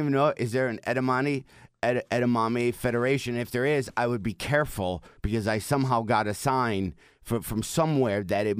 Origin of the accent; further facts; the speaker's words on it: Detroit, Michigan, United States; moved away; also born or lived in Chicago / Los Angeles; was always like from Detroit. Then I moved to Chicago